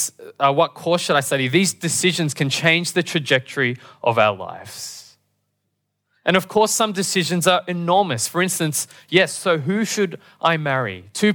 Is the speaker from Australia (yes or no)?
yes; Australia; born there; I was born in Australia, and sadly, I can only speak English.